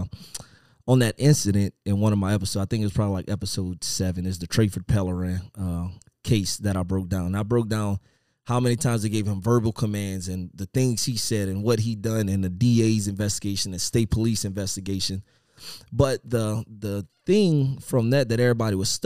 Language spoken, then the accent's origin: English; Louisiana, United States; moved away; I'm originally from Louisiana, and my old agency, Lafayette